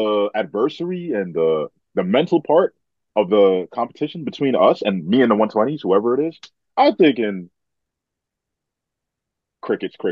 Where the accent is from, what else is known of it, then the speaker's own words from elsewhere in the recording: New York, United States; I'm from New York